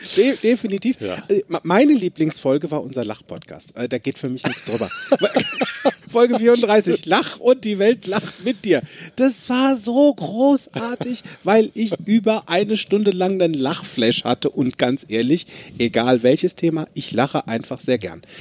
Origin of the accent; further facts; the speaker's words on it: Limburg an der Lahn, Hesse, Germany; Ich bin in Limburg an der Lahn geboren, ist ein schönes Städtchen